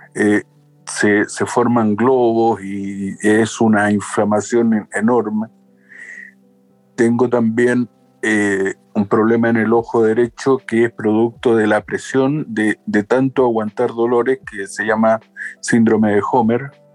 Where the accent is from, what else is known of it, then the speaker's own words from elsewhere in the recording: Chile; yo tengo 55 años, soy de Chile